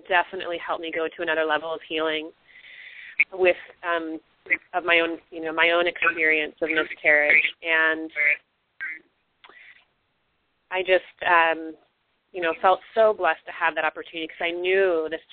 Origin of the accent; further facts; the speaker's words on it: Missouri, United States; now in California, United States; I'm from Missouri